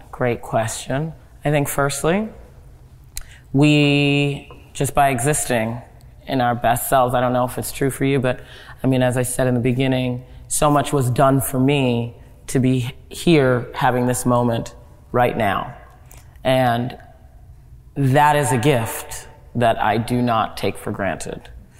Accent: Nigeria; I am very proudly Nigerian, and I have no problem saying so over and over again. I am proudly Nigerian.

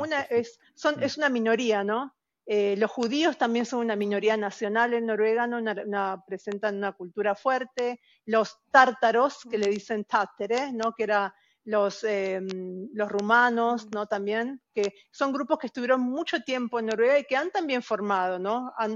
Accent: outskirts of Buenos Aires, Buenos Aires Province, Argentina; now in Norway; Como chica, yo eh, vivía en un, en un, barrio pobre, en, las afueras de Buenos Aires

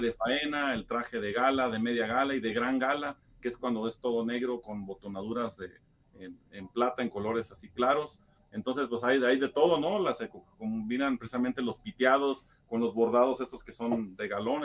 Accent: Mexico; todos como mexicanos

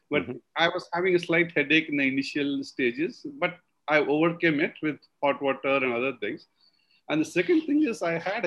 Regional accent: South India, India; we are all being from South India. We have a concept of eating yogurt rice after good meat

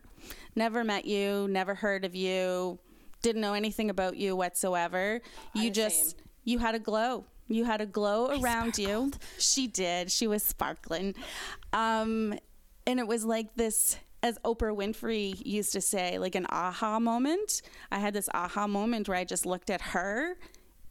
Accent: Cape Breton, Nova Scotia, Canada; also born or lived in Moncton; I'm originally from Cape Breton, but I left Cape Breton when I was 18 to go away to go to school.

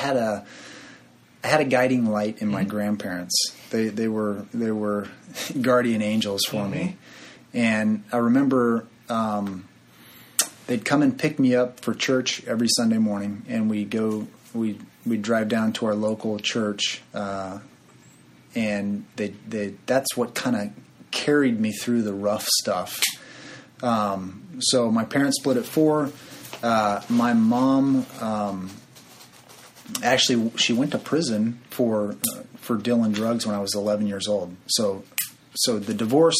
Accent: San Bernardino, California, United States; I grew up in San Bernardino, California

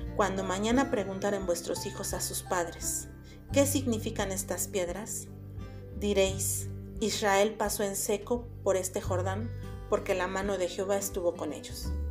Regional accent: Puebla, Mexico; de Puebla, México

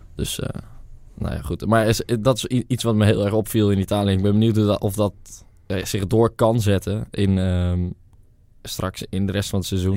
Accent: Netherlands; we als Nederlanders

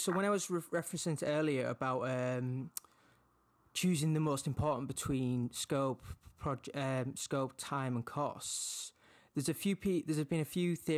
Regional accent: Leeds, Yorkshire and the Humber, United Kingdom; I'm originally from Leeds as well and kind of resides in the north

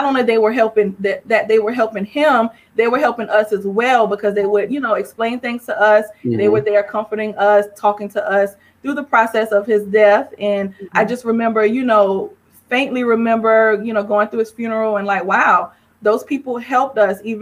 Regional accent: St. George, South Carolina, United States; moved away as an adult; also born or lived in Harlem, New York / Florence, South Carolina / Columbia, South Carolina; now in Atlanta, United States; St. George, South Carolina raised me near Charleston

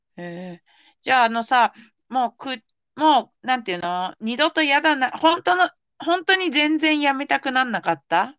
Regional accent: Yamanashi, Japan; 私が山梨県出身だけど

